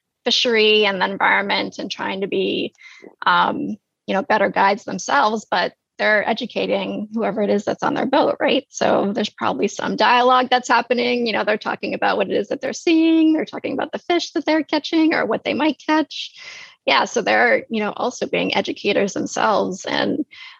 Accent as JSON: {"language": "English", "region": "New England", "country": "United States", "moved": "yes", "said": "I'm from New England originally."}